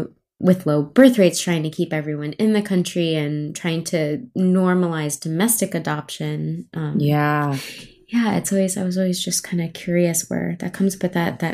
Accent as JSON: {"language": "English", "country": "United States", "said": "Like, they know I'm American, but they would get upset that I don't speak Korean and stuff."}